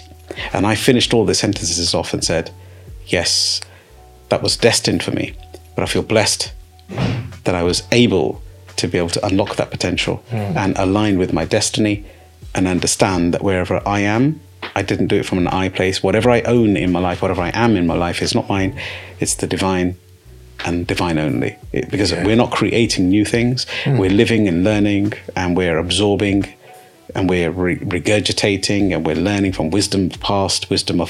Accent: United Kingdom; I'm a British-born Sikh

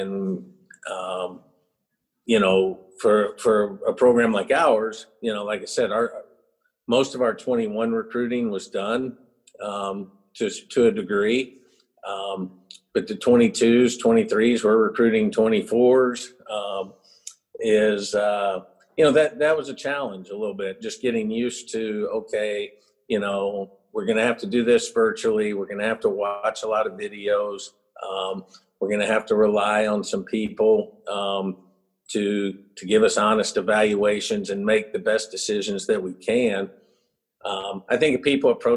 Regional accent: North Carolina, United States; moved away as an adult; also born or lived in Houston, Texas; now in South Carolina, United States; I grew up in North Carolina, and then I left

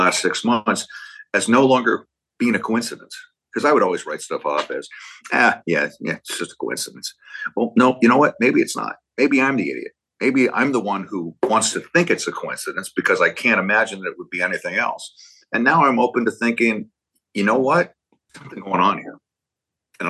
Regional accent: Berkeley, California, United States; I grew up in Berkeley.

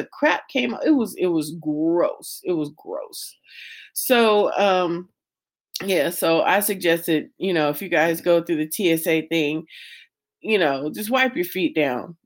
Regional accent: Las Vegas, Nevada, United States; I'm from Vegas

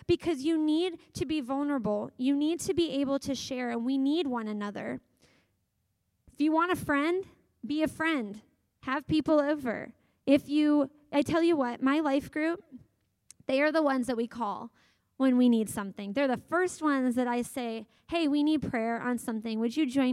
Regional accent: Kansas City, Missouri, United States; moved away; I grew up in Kansas City

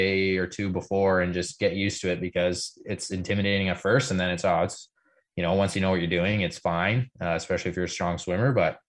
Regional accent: Canada; we're pretty ignorant here in Canada.

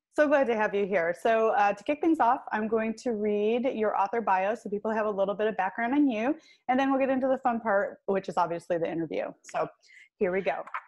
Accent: Clarkston, Michigan, United States; i grew up in clarkston which is not far from milford

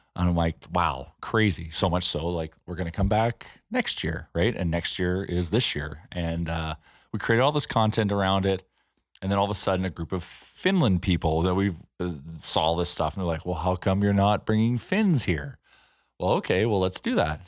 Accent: Edmonton, Alberta, Canada

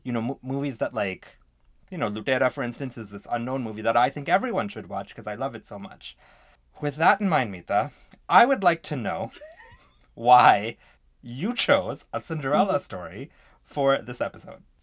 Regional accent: Canada; proud to be canadian

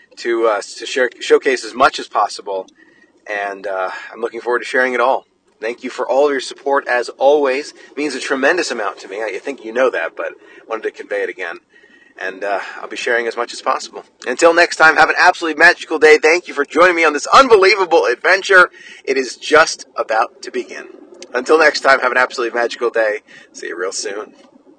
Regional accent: United States; I'm, I'm American

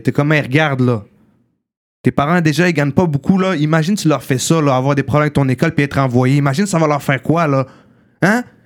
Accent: Montreal, Quebec, Canada; also born or lived in Morocco; j'habite à Montréal-Nord, j'ai habité presque toute ma vie à Montréal-Nord

